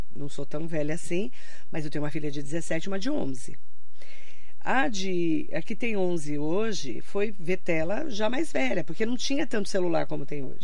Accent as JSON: {"language": "Portuguese", "town": "Suzano", "region": "São Paulo", "country": "Brazil", "tie": "born or raised there", "said": "lá onde eu nasci, no Sesc, em Suzano, tinha um morro"}